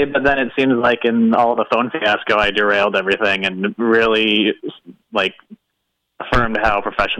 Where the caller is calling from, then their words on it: Davenport, Iowa, United States; I'm calling from anonymous my computer chair in Davenport.